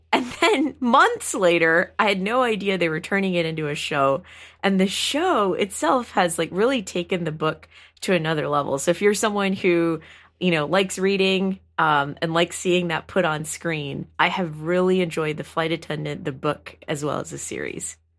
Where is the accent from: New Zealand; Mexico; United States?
United States; Houston, Texas; I grew up in Houston, Texas